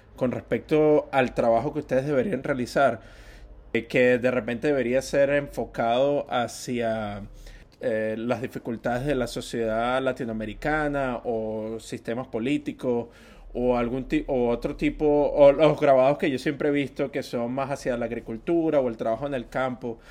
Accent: Venezuela; yo soy venezolano

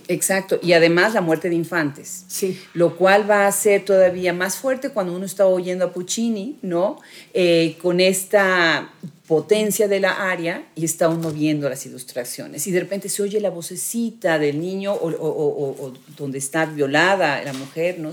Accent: Mexico; a nuestras tradiciones, a nuestros orígenes como mexicanos

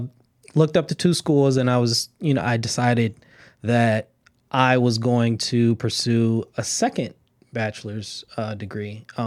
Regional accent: Los Angeles, California, United States; now in Inglewood, United States; Born and raised in Los Angeles, California. Live in Inglewood now.

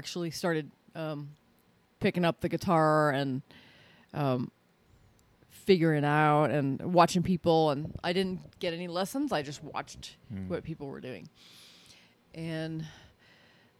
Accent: South Florida, United States; I was born and raised in South Florida by a pair of hippies.

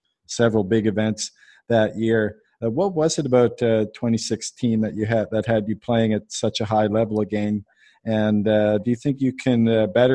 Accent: Halifax, Nova Scotia, Canada; I'm from Halifax, by the way, in Nova Scotia

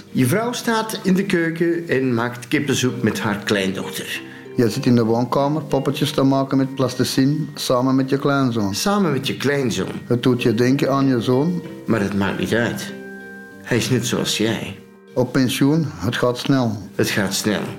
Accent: Antwerp, Belgium; Ik ben geboren getogen in Antwerpen

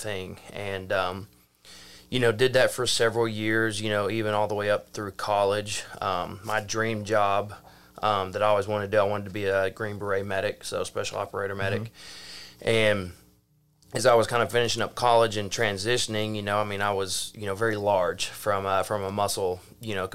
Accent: Mena, Arkansas, United States; grew up in Mena, Arkansas, and, you know, we lived on a dead-end dirt road that backlined National Forest

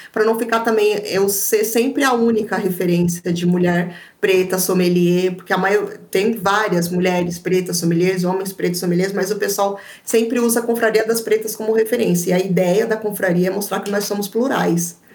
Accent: São Paulo, Brazil; eu sou de São Paulo.

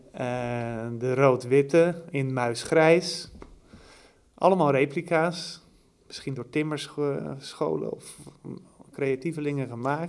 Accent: Anna Paulowna, North Holland, Netherlands; ik kom zelf uit Annapolona en dat ligt daar nog geen 10 kilometer vandaan

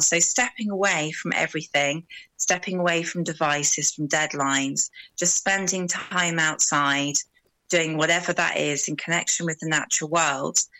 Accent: Brighton, South East England, United Kingdom; moved away as an adult; now in West Wales, United Kingdom; I'm from Brighton originally. So I moved to the wild west of Wales about 12 years ago.

